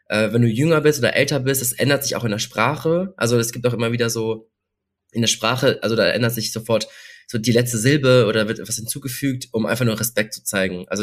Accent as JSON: {"language": "German", "town": "Cologne", "region": "North Rhine-Westphalia", "country": "Germany", "also_born_or_lived": "South Korea", "said": "Ähm, ich bin aus Köln, habe kurz, vor kurzem mein Studium beendet und ich habe tatsächlich zwei Jahre lang in Südkorea gelebt."}